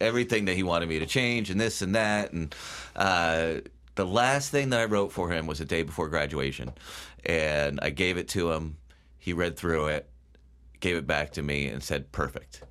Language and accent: English; Bethel, Connecticut, United States; I grew up in Bethel